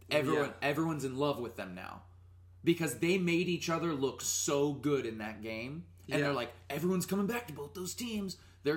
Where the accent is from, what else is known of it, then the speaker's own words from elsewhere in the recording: Ann Arbor, Michigan, United States; now in Chicago, United States; So I live in Chicago, but I was born in Michigan, and for several years I grew up in Ann Arbor.